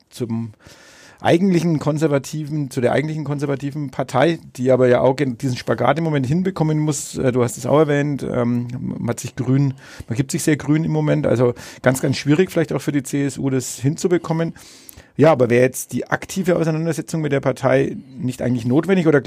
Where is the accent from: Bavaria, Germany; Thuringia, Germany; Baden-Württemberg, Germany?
Bavaria, Germany; Bad Windsheim; hier In meiner Heimatstadt Bad Windsheim.